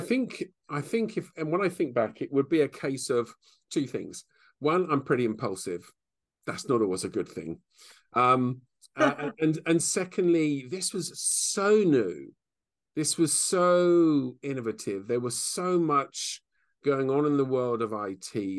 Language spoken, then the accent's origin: English; England, United Kingdom; now in Bicester, United Kingdom; We're very English